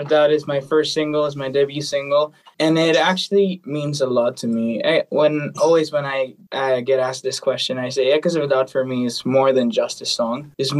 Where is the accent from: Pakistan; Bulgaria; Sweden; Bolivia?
Bolivia; English is a second language; now in Los Angeles, United States; Currently I'm living in LA. I'm from Bolivia. I'm in LA now.